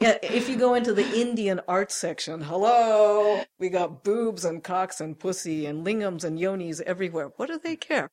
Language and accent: English; Japan; moved away; I grew up in Japan